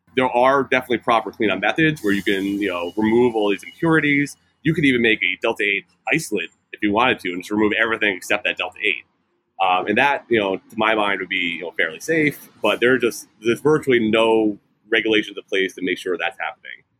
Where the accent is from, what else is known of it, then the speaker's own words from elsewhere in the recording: New York, United States; moved away as an adult; also born or lived in California; I'm from New York originally